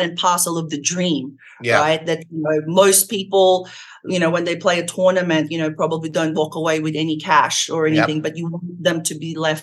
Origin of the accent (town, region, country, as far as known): Australia; moved away